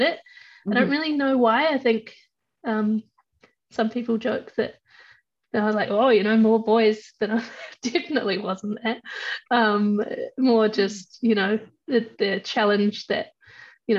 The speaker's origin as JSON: {"language": "English", "town": "Invercargill", "region": "Southland", "country": "New Zealand", "tie": "born or raised there", "also_born_or_lived": "Rotorua, New Zealand / Westport, New Zealand", "moved": "as an adult", "lives_now": "British Columbia, Canada", "said": "Semi-rural, like I had cousins and family with farms, but I grew up in the city itself."}